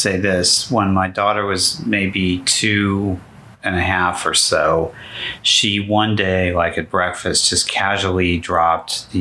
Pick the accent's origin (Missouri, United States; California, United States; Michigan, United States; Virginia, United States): California, United States; Los Angeles; I grew up in Southern California in the 60s